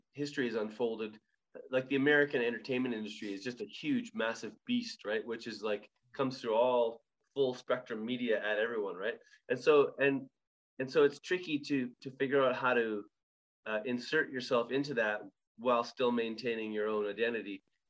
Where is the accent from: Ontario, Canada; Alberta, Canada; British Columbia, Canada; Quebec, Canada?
Alberta, Canada; born or raised there